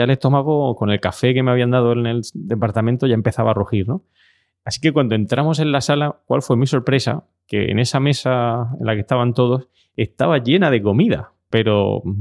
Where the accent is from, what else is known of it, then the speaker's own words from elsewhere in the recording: Spain; me había tomado un café y como sabéis venimos de España.